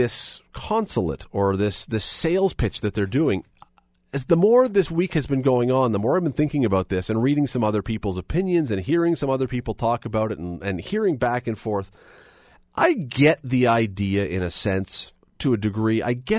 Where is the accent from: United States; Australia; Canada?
Canada; Toronto, Ontario; moved away as an adult; now in Hamilton, Canada; I grew up in Toronto